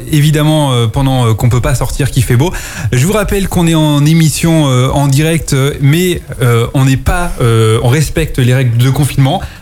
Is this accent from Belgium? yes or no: no; Picardy, Hauts-de-France, France; moi je viens de Picardie, hein